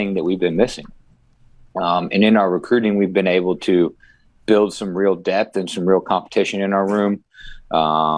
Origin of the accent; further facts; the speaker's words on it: Midwest, United States; moved away; I grew up in the Midwest